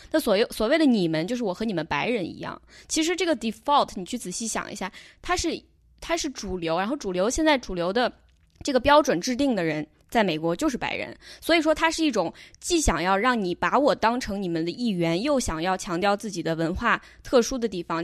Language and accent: Chinese; China; moved away as an adult; 我作为一个在中国长大的中国人